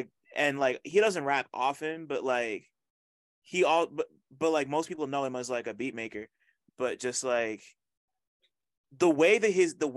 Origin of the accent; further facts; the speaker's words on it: New Jersey, United States; I'm from Jersey, I grew up on Jersey Club